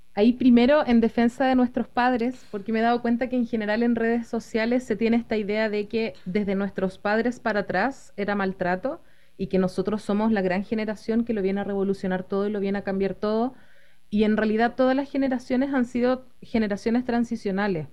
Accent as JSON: {"language": "Spanish", "country": "Chile", "said": "Soy psicóloga de Chile"}